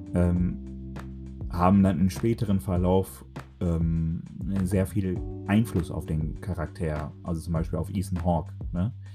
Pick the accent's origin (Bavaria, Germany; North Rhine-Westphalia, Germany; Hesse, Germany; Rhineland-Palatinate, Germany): North Rhine-Westphalia, Germany; Dortmund; ich komme aus dem Pott, speziell aus Dortmund